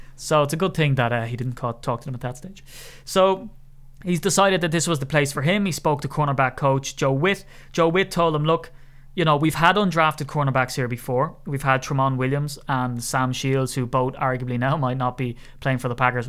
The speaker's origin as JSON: {"language": "English", "country": "Ireland", "accent": "Irish", "said": "my Irish accent"}